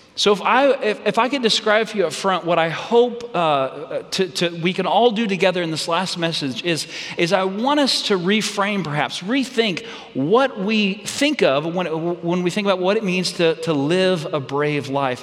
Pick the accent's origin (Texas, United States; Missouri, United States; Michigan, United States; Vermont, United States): Texas, United States; Red Oak; my home hometown where I grew up. It's, it's Red Oak, Texas